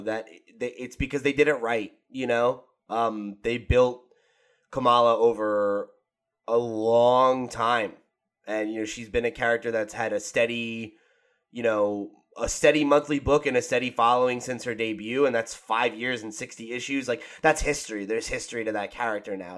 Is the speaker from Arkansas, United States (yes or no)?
no; New Jersey, United States; I'm from New Jersey